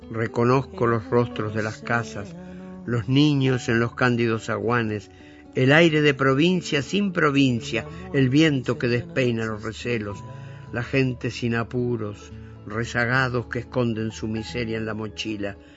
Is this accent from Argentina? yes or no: no; Montevideo, Uruguay; moved away as an adult; soy un montevillano de clase media